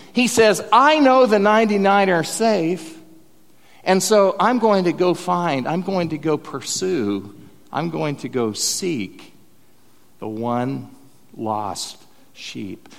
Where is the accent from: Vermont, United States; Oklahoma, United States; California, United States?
Oklahoma, United States; Bethany; I'm from Bethany, Oklahoma